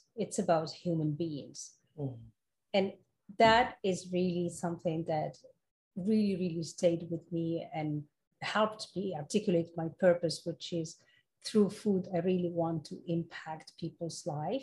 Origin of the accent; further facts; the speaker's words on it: Morocco; moved away as an adult; also born or lived in France / Europe; now in United States; I was born and raised in Morocco, and then I moved to France for college and then spent 24 years in Europe and then moved to the US 10 years ago.